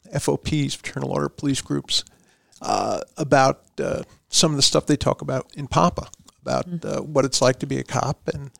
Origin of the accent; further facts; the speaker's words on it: Long Island, New York, United States; also born or lived in Brooklyn, New York; I was born in Brooklyn, but grew up on Long Island.